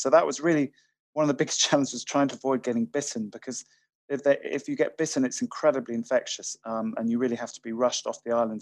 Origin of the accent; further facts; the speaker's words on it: Highlands of Scotland, United Kingdom; I'm from from Highlands of Scotland. We're used to very changeable weather up here